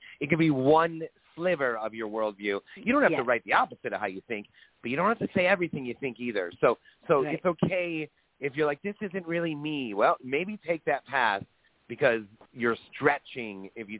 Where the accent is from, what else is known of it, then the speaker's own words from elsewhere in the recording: Michigan, United States; growing up in Michigan